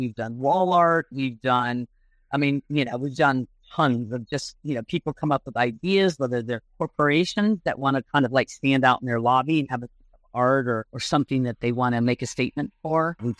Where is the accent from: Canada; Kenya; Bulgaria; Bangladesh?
Kenya; So what we do is, we obviously, because we're from Kenya, we have a huge like savanna line. We do huge giraffes, you know, all this kind of like lions, giraffes, warthogs, things to represent Kenya.